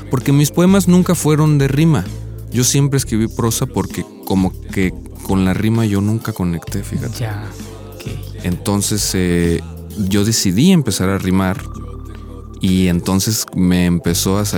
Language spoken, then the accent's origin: Spanish; Ixtepec, Oaxaca, Mexico; moved away as an adult; also born or lived in Xalapa, Veracruz; Soy originario de Ixtepec, Oaxaca. Soy, me considero viniza. Viniza es gente que viene de las nubes en, zapoteco. Somos este, pues, originarios de ahí, del istmo de Tehuantepec.